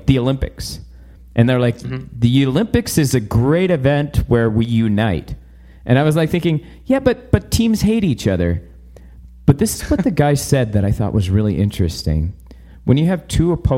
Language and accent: English; Vancouver, British Columbia, Canada; now in Airdrie, Canada; I grew up in British Columbia and Vancouver.